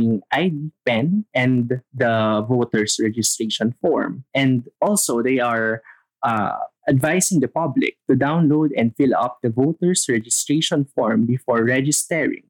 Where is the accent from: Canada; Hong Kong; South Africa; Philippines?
Philippines; our being a Filipino